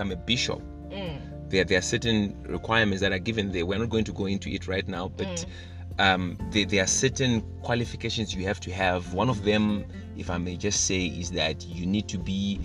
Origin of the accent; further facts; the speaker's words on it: Zimbabwe; I'm from Zim.